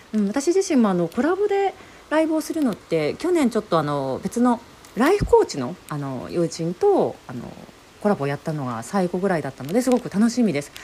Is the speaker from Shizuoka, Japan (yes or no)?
yes; Shizuoka, Japan; moved away as an adult; now in United States; お互い静岡出身なんですよねっていう話をしてたらこういろいろ聞いてみると出身の町まで同じ